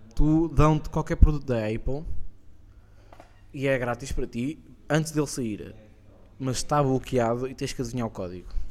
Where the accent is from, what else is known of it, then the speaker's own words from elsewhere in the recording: Estoril, Lisbon, Portugal; Eu sou do Estoril